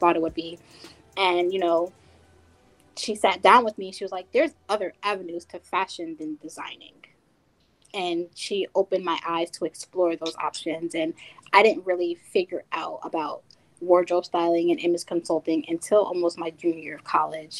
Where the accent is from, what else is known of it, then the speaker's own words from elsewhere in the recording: New Jersey, United States; where I'm from in New Jersey